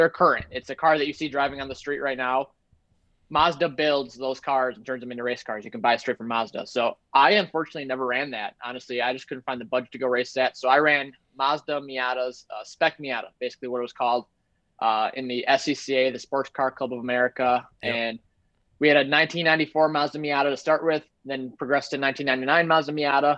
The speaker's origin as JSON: {"language": "English", "town": "Menomonee Falls", "region": "Wisconsin", "country": "United States", "tie": "born or raised there", "also_born_or_lived": "Slinger, Wisconsin", "said": "I was born in Menominee Falls, Wisconsin"}